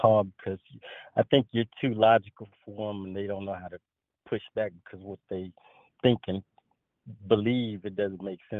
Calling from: Pearland, Texas, United States; Oh, hey, Tanya. … from Pearland, Texas.

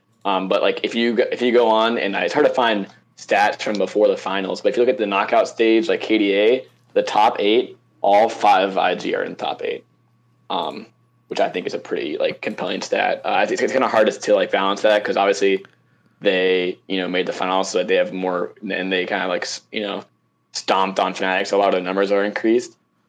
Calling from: Tampa, Florida, United States; Tampa, Florida.

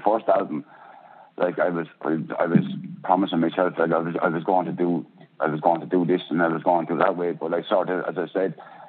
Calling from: Portlaoise, Laois, Ireland; I'm calling from Ireland here in Port Leash in County Leash in Ireland.

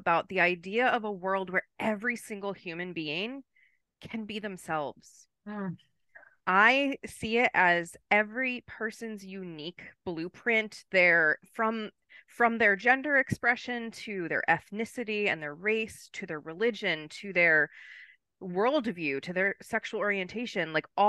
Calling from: Maryland, United States; And I am joining you from Maryland, East Coast of the United States.

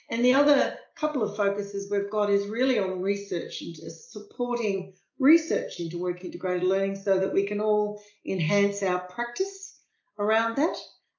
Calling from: Melbourne, Victoria, Australia; I'm coming from Melbourne, Australia, and it's just wonderful to be here

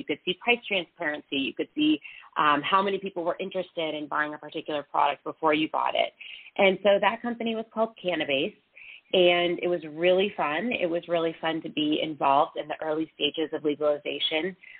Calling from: Denver, Colorado, United States; I'm calling from Denver.

